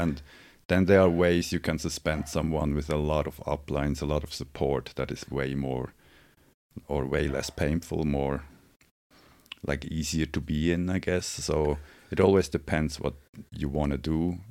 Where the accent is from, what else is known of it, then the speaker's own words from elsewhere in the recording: Switzerland; now in Los Angeles, United States; I'm from Switzerland